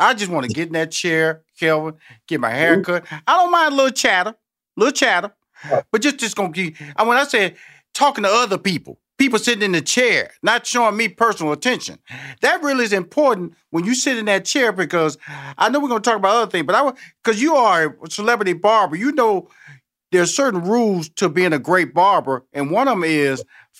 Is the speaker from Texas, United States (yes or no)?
yes; Houston, Texas, United States; I'm from Houston, Texas, so I'm always a Texas, you know, Oklahoma, Tennessee, Georgia type country and western person.